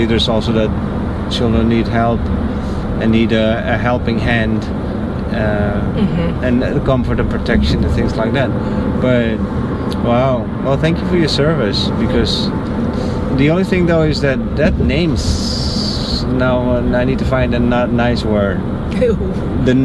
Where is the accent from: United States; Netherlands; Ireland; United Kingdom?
Netherlands; I'm from the Netherlands